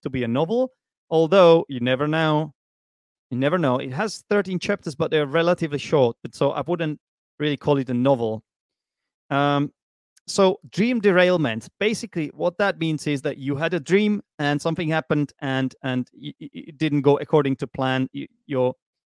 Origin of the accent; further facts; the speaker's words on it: Prague, Czechia; English is a second language; moved away as an adult; now in Vietnam; I was born in Prague